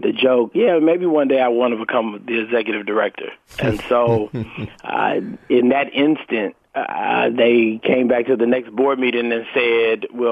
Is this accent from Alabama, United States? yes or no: no; San Francisco, California, United States; also born or lived in Oakland, California / San Jose, California; So I was born in Oakland, raised in San Francisco, and went to college in San Jose, California.